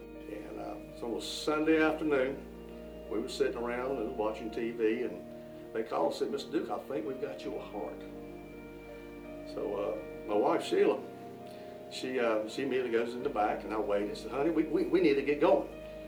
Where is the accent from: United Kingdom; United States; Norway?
Norway; Oh, growing up in Norway, my dream was to be a teacher and coach at South Stanley.